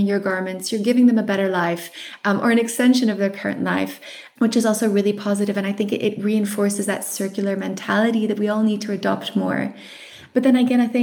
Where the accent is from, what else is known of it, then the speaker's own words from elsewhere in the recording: South Africa; I'm South African